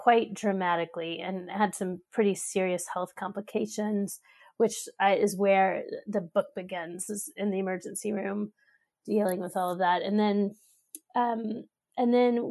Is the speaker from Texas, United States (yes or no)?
yes; Austin, Texas, United States; moved away as an adult; now in Pittsburgh, United States; from Austin, Texas, which is my hometown, to Pittsburgh, where we both live now